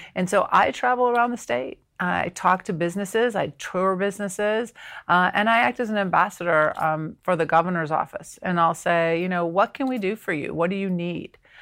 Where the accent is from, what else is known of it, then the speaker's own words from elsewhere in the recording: Ohio, United States; now in South Carolina, United States; born and raised in Ohio